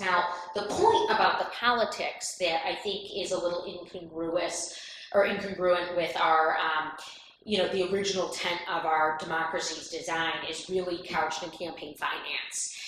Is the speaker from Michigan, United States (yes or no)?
yes; Michigan, United States; accent: Midwestern; my passionate uh, Midwestern accent